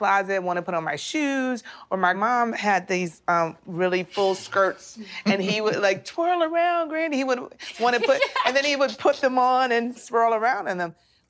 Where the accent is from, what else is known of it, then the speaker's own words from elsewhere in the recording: Midwest, United States; We're from the Midwest